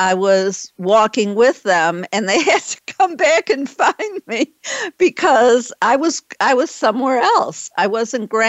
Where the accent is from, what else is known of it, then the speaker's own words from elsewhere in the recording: Detroit, Michigan, United States; also born or lived in Boston; now in Dallas, United States; I used to live in Boston, and I was born in Detroit, so I'm in Dallas now